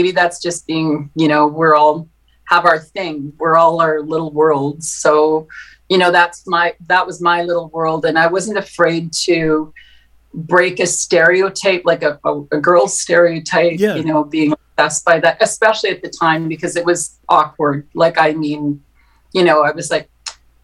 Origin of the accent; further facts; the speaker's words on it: Winnipeg, Manitoba, Canada; I grew up in St. James in Winnipeg.